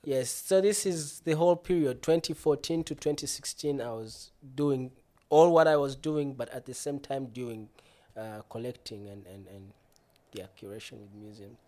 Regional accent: Uganda; moved away as an adult; now in Bremen, Germany; I'm originally from Uganda, landlocked country

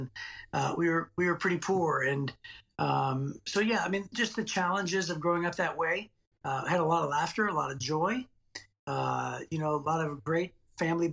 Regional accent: Youngstown, Ohio, United States; now in Clinton Township, Michigan, United States; I grew up in Youngstown, Ohio

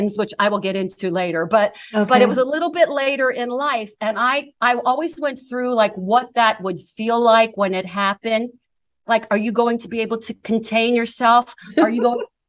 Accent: Ambridge, Pennsylvania, United States; moved away; It's Ambridge, Pennsylvania. It's about 20 miles southwest, I believe, of Pittsburgh

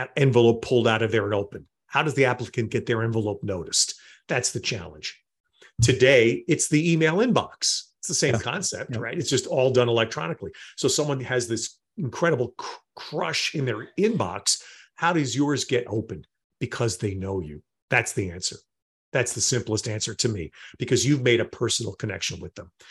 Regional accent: outside of New York City, United States; the home I grew up in outside of New York City

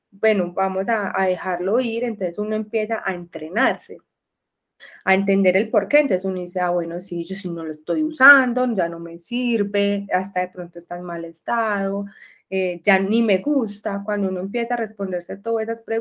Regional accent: Medellín, Antioquia, Colombia; Bueno, yo soy de Medellín, vivo en Medellín y en este momento estoy viviendo en la parte rural de Medellín, se llama Santa Elena, vivo en el campo

